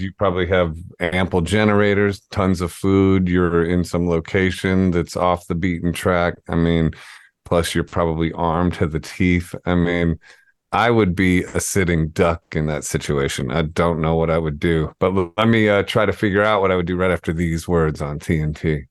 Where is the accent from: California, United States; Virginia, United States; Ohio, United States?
Ohio, United States; moved away as an adult; also born or lived in New York; I'm from Ohio. I went to public school